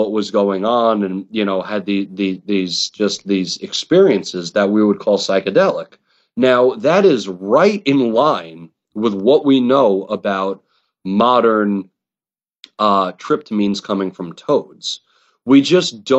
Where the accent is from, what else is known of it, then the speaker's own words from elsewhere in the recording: New York, United States; I'm an Italian from New York